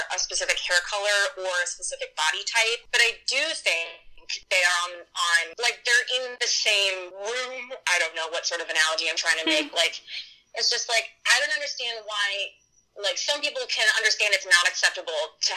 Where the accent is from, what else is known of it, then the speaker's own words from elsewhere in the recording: Hawaii, United States; growing up in Hawaii